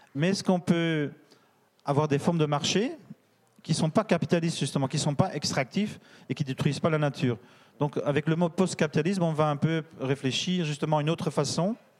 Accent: Belgium; je suis belge

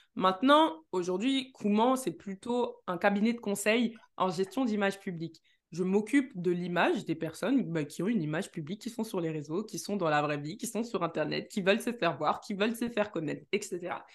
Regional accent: Neuilly-sur-Seine, Île-de-France, France; je suis née à Neuilly-sur-Seine

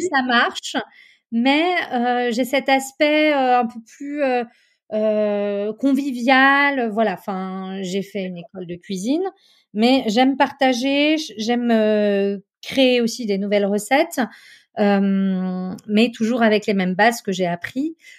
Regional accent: Chamonix, Auvergne-Rhône-Alpes, France; j'ai grandi à Chamonix, dans une petite ville euh, au pied du Mont Blanc

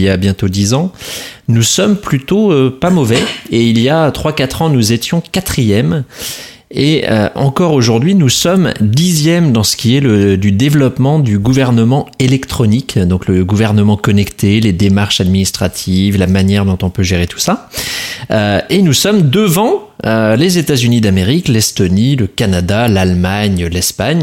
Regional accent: France; nous avons, en tant que Français

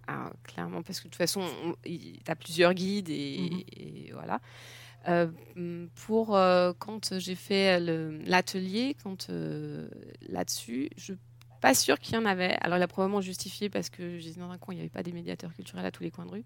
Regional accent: France; moved away as an adult; now in Germany; j'ai grandi en France, je suis française.

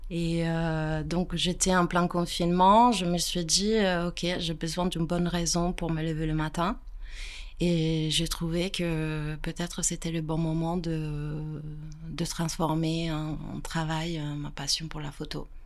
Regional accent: Pavia, Lombardy, Italy; French is a second language; moved away as an adult; now in France; J'ai grandi en Italie

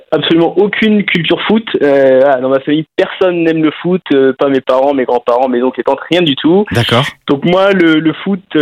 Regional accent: Saint-Herblain, Pays de la Loire, France; Alors ouais, moi je suis, de Saint-Herblain à la base, donc euh, voilà, j'ai toujours baigné dans cet euh, environnement nantais

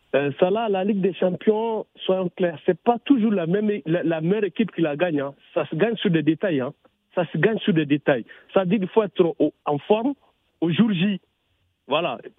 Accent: Marseille, Provence-Alpes-Côte d'Azur, France; Je suis Marseillais

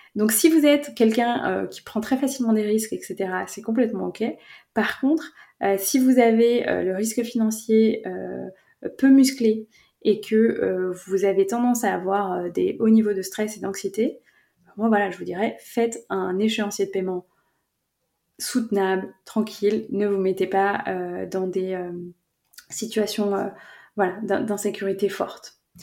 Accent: France; je suis française

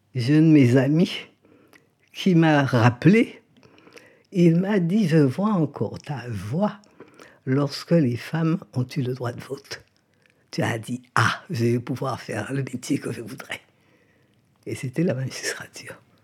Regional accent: Guadeloupe; moved away as an adult; also born or lived in Paris; qui m'ont connu enfant en Guadeloupe

